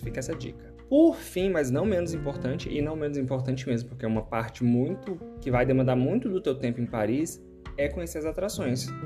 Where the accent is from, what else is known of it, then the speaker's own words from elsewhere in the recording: Brazil; sim, sou brasileiro